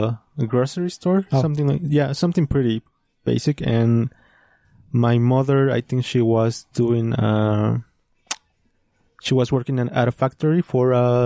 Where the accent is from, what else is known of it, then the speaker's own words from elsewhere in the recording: New York City, New York, United States; born there; So they moved to New York, and I was born in New York.